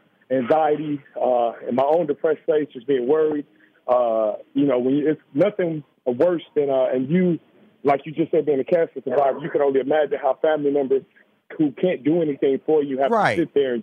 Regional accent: Chicago, Illinois, United States; Just growing up in Chicago has not been an easy process for us.

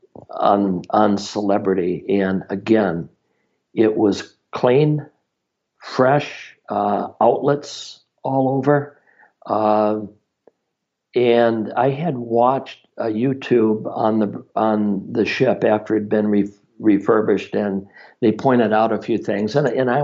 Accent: Minnesota, United States; I'm from Minnesota

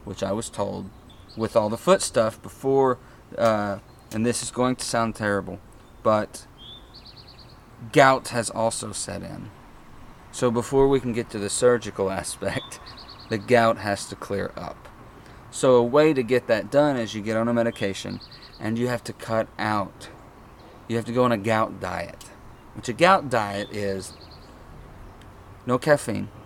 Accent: Morristown, Tennessee, United States; we are from Morristown, Tennessee

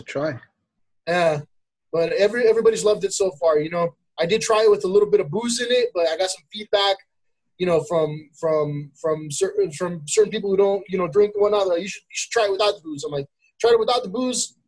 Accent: El Monte, California, United States; also born or lived in Pomona, California; now in Temple City, United States; I'm from El Monte

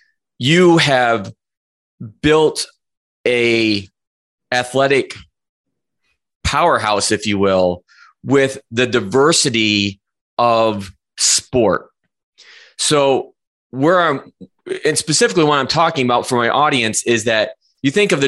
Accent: Adrian, Michigan, United States; growing up in Adrian and seeing the transformation of the school.

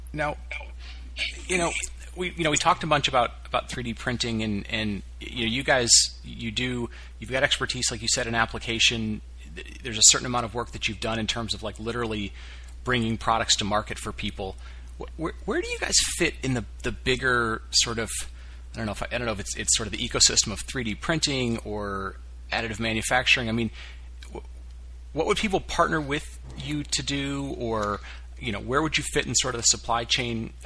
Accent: Detroit, Michigan, United States; I grew up around Detroit

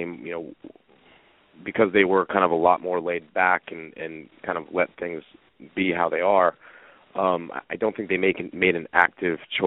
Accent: Bethlehem, Pennsylvania, United States; also born or lived in Maryland; I grew up in Bethlehem, Pennsylvania.

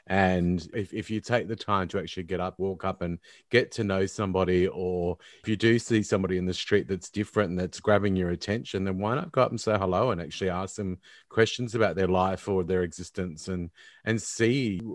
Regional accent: Brisbane, Queensland, Australia; moved away; I'm originally from Brisbane, and I know what the heat is like up there

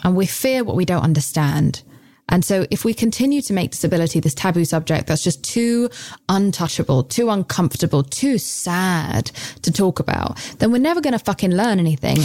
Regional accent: United Kingdom; I'm British.

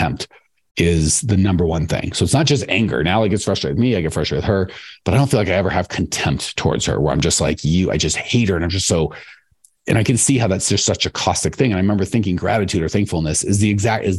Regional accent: United States; I'm American

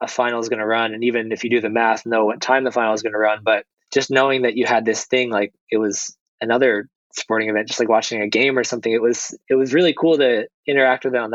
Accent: New Jersey, United States; also born or lived in California / France; now in Portugal; I grew up in New Jersey

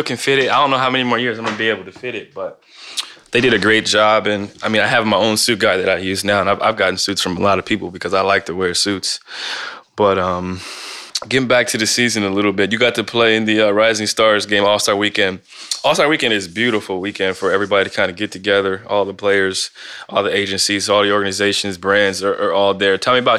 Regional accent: Canton, Ohio, United States; I'm from Canton, Ohio.

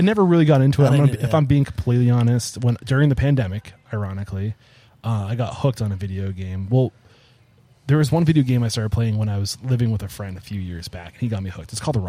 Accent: New Hampshire, United States; I'm from New Hampshire, so like I can look and be like, okay, like that coast like kind of helps you like.

